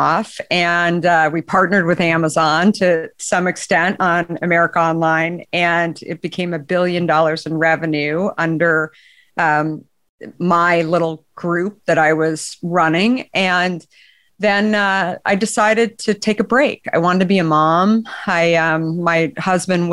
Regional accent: Arizona, United States; moved away as an adult; also born or lived in New York / Bay Area; growing up in Arizona

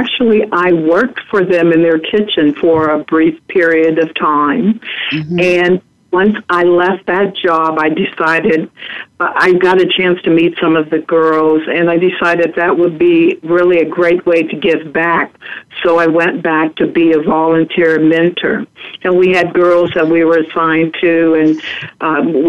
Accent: Seattle, Washington, United States; moved away; Seattle's my hometown

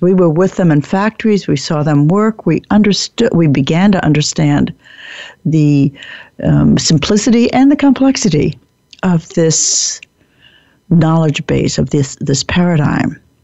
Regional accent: United States; I like being an American

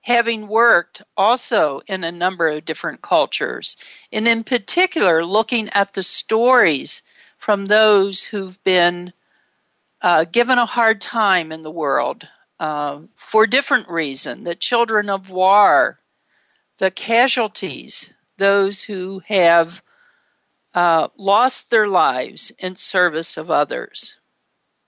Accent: Ohio, United States; a white middle-class child growing up in Ohio

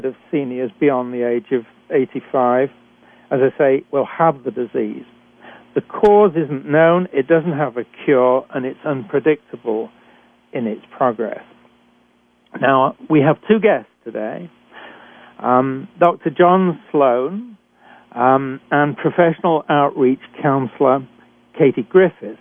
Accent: United Kingdom; accent: British; moved away as an adult; also born or lived in Canada; I'm a physician trained in Britain, and as you can tell from my accent

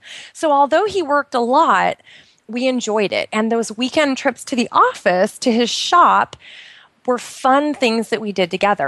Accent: Pacific Northwest, United States; moved away as an adult; now in Bahrain; I grew up in the Pacific Northwest

